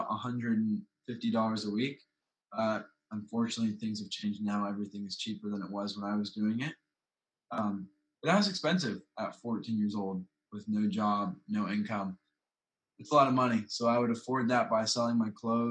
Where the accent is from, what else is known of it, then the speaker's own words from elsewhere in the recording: High Point, North Carolina, United States; I'm 17 years old and I'm from High Point, North Carolina